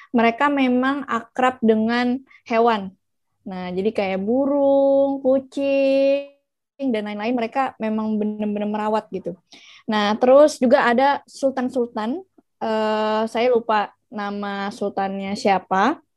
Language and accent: Indonesian; Banjarmasin, South Kalimantan, Indonesia; born there; also born or lived in Turkey; So makanya aku balik ke Indo. Aku sekarang udah di Banjarmasin di kota kelahiran aku